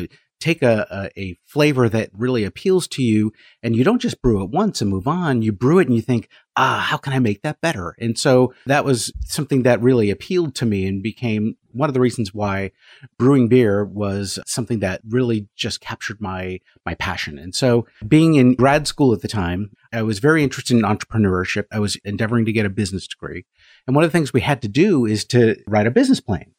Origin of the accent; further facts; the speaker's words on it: San Francisco Bay Area, California, United States; moved away as an adult; now in Apex, United States; I grew up in the San Francisco Bay Area